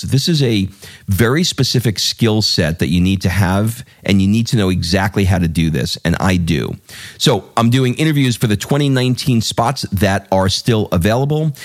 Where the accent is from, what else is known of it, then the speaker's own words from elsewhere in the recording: New York, United States; I grew up in Queens in New York